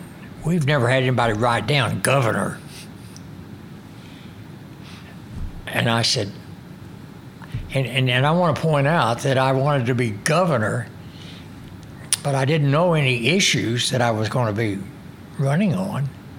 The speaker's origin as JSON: {"language": "English", "town": "McAlester", "region": "Oklahoma", "country": "United States", "tie": "born or raised there", "said": "I was the fourth of four boys, and we grew up in McAllister"}